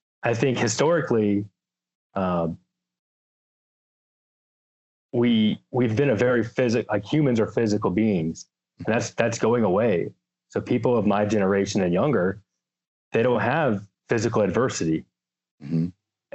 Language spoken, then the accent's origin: English; Lumpkin County, Georgia, United States; moved away as an adult; now in Washington, United States; So I grew up in Georgia. I grew up in Lumpkin County